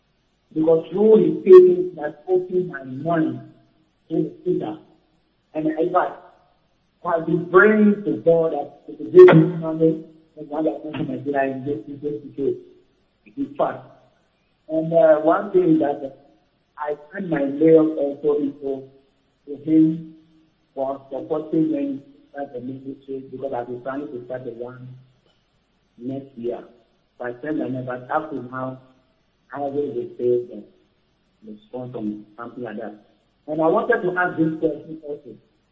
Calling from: Ghana; I am calling from Ghana.

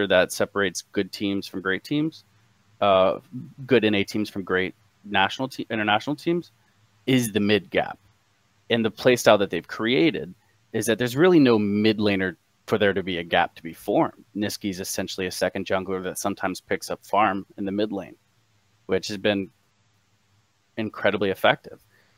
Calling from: Cincinnati, Ohio, United States; Cincinnati. How's it going, man?

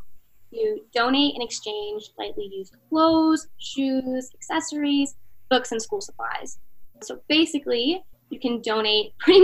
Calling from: Miami, Florida, United States; I'm calling from Miami, Florida

